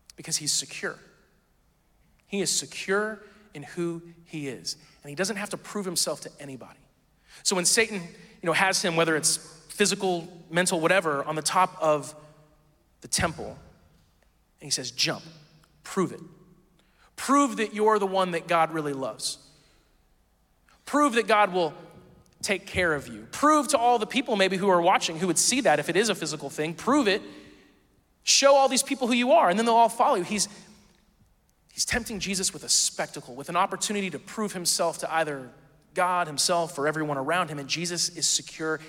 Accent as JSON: {"language": "English", "region": "Midwest", "country": "United States", "tie": "born or raised there", "said": "I grew up in the Midwest, and so the wilderness was always trees, forests, that kind of stuff"}